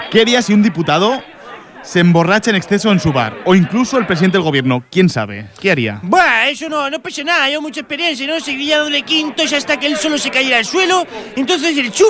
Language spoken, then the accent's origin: Spanish; Portugal; Spanish is a second language; ya que soy portugués